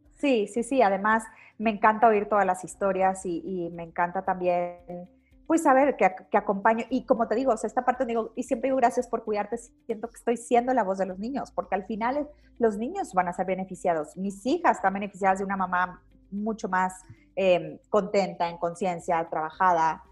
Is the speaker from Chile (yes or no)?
no; Mexico; como mamás mexicanas, latinas, de habla hispana